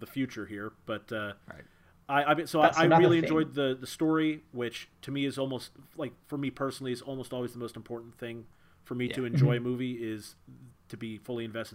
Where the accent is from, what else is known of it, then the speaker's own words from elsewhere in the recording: United States; I am an American